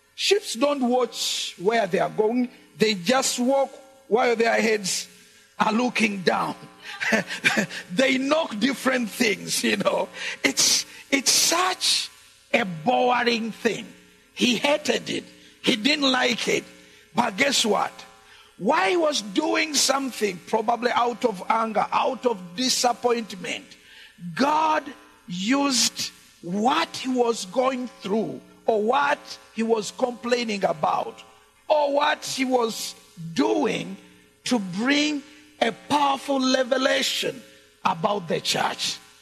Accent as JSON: {"language": "English", "country": "Uganda", "second_language": "English", "said": "the English we speak in Uganda"}